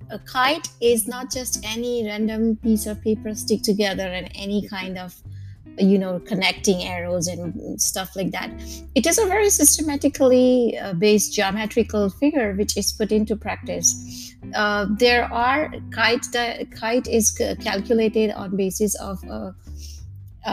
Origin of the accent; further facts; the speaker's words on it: Mumbai, Maharashtra, India; I myself have origin from Gujarat, or though I was born and raised in Mumbai